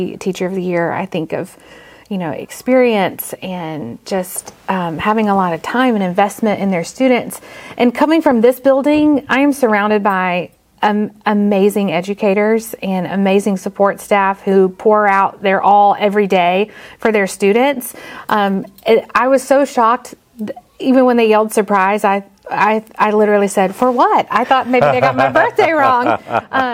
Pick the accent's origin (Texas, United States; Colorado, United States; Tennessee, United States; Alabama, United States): Alabama, United States; Mountain Brook area; I'm from right here. I went to Oak Mountain, so I'm from just down the road